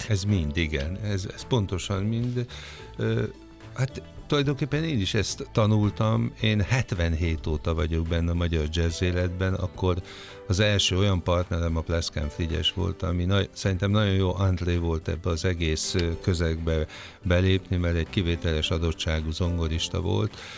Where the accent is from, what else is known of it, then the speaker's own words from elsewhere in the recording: Sopron, Győr-Moson-Sopron, Hungary; én Soproni vagyok, és aztán ott az osztrák rádióban